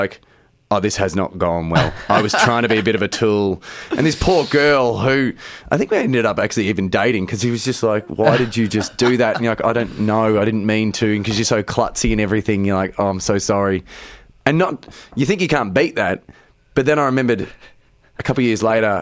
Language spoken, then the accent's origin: English; Geelong, Victoria, Australia; I grew up in Geelong. I was a surfy kid